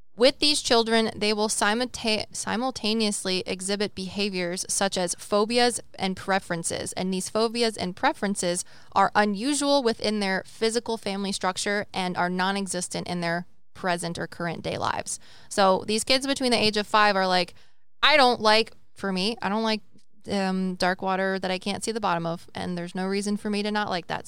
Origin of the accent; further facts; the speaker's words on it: United States; I'm American, so that's a culture, right?